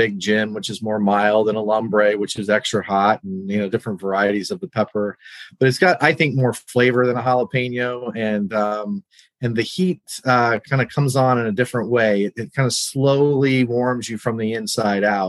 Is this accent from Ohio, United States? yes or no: no; New Mexico, United States; moved away as an adult; now in Northern Virginia, United States; I grew up in New Mexico